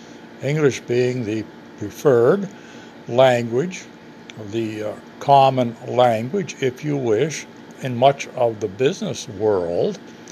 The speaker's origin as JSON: {"language": "English", "country": "United States", "tie": "born or raised there", "said": "People sometimes think I'm Canadian. I was born and raised near Lake Superior. My forefathers came from Canada."}